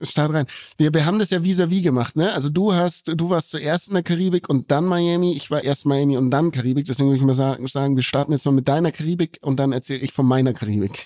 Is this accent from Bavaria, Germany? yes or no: yes; Bavaria, Germany; hier bei uns in Bayern